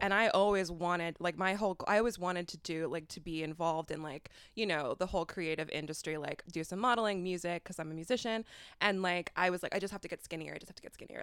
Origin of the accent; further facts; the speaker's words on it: Fairfield, Iowa, United States; moved away; I'm from a little town in Iowa, um, a little hippie conglomerate in, called Fairfield, Iowa